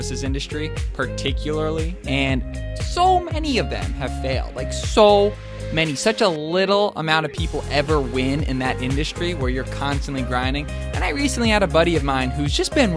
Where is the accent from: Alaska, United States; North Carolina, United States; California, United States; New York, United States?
New York, United States; Albany; out here in my hometown of Albany, New York